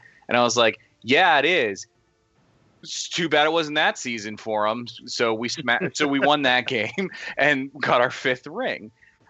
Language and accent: English; Pittsburgh, Pennsylvania, United States; I'm from Pittsburgh and a huge Steelers fan.